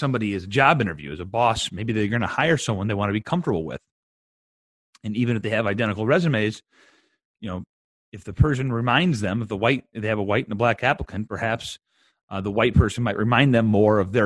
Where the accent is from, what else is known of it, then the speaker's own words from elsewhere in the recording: Bettendorf, Iowa, United States; I'm from Bettendorf, Iowa